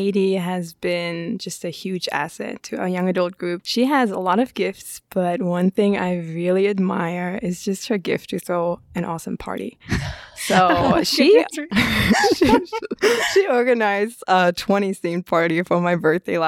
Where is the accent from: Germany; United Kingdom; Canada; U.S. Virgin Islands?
Germany; moved away as an adult; also born or lived in Midwest, United States; now in Augusta, United States; I'm originally from Germany, but I've been in America for a decade now